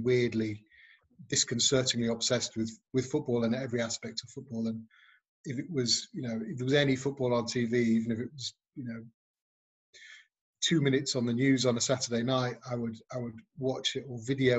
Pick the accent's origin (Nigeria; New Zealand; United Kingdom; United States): United Kingdom; Nantwich, North West England; I grew up in a town called Nantwich in Cheshire